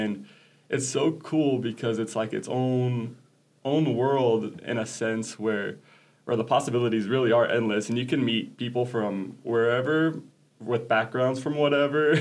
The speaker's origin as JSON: {"language": "English", "town": "Crawford", "region": "Nebraska", "country": "United States", "tie": "born or raised there", "also_born_or_lived": "Paraguay", "said": "I grew up in Crawford, just 25 miles down the road, about."}